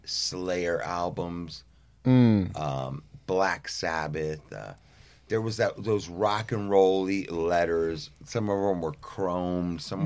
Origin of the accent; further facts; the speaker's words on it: Southern California, United States; the time of growing up in Southern California.